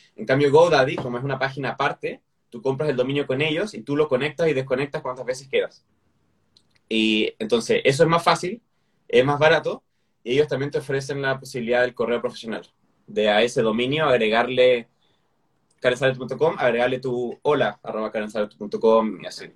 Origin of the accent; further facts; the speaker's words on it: Chile; como chileno a veces no se me entiende